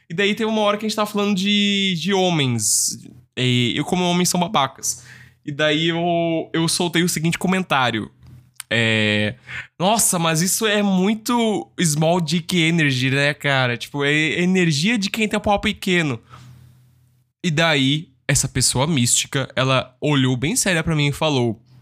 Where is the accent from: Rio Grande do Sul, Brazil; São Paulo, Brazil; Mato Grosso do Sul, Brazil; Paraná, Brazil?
Rio Grande do Sul, Brazil; Tem que ser na churrasqueira. Eu sou gaúcho, sou.